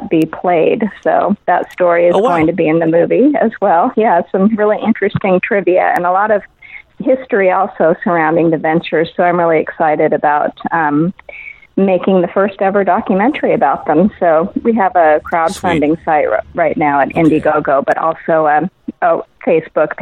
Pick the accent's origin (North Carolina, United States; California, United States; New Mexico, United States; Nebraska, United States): California, United States; Los Angeles; growing up in Los Angeles in the 70s and coming of age in the 80s